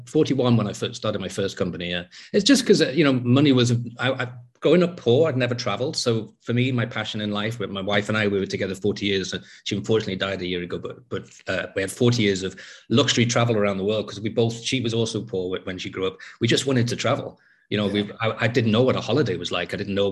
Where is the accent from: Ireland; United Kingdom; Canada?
United Kingdom; England; also born or lived in North Wales; I was living in a place where the English weren't welcome anymore. And being English in that place was, you know, like having a sort of target on my back.